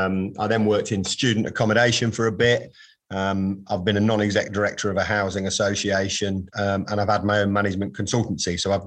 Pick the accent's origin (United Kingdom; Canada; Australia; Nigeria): United Kingdom; Coventry, West Midlands; So I was born, I am from Coventry, albeit I've lived there intermittently, but not lived there, didn't really grow up in Coventry.